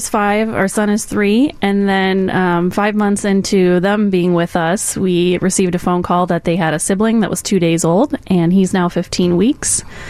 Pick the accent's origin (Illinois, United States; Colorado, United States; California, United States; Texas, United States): Illinois, United States; I'm from the Northwest Suburbs.